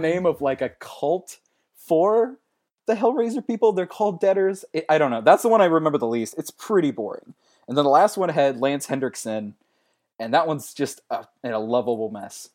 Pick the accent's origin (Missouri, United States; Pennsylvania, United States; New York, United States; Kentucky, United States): Missouri, United States; St. Louis; I'm from Saint Louis